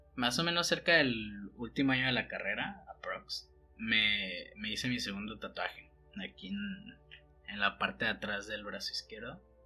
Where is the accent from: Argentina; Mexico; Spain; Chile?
Mexico; moved away as an adult; also born or lived in Mexico City; siendo un costeño, nacido y criado en el mar